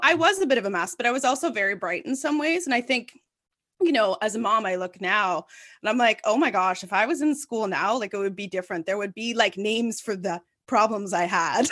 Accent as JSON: {"language": "English", "town": "Ottawa", "region": "Ontario", "country": "Canada", "tie": "born or raised there", "said": "I'm born and bred in Ottawa, and, um, you know, I grew up very downtown"}